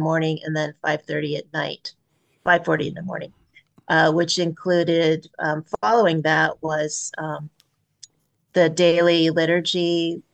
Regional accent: Pleasant Hill, California, United States; I grew up in Pleasant Hill, California, not far from, just over the hill from Lafayette

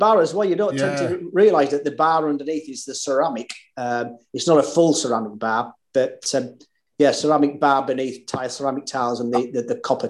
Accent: Yorkshire and the Humber, United Kingdom; Me being a Yorkshire lad wanting a head on my beer

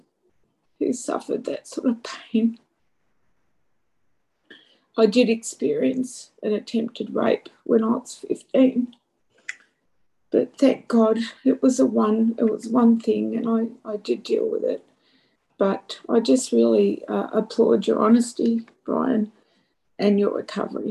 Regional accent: Australia; I'm from Australia

